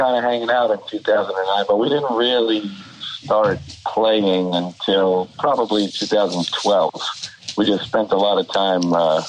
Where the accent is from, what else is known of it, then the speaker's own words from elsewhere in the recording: New York City, New York, United States; growing up in Queens